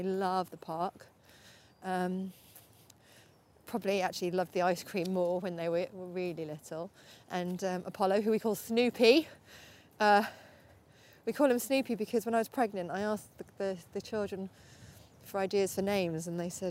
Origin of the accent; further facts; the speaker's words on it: Norfolk, East of England, United Kingdom; moved away; I grew up in Norfolk, and there's so many beautiful places around there